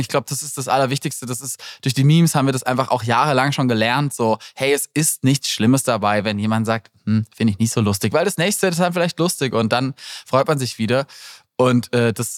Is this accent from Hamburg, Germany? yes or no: no; Black Forest, near Freiburg, Baden-Württemberg, Germany; Ich komme aus, aus dem Schwarzwald